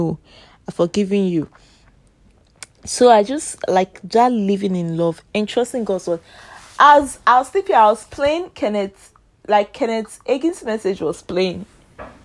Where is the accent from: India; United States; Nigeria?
Nigeria; I'm Nigeria. We speak Pidgin English majorly.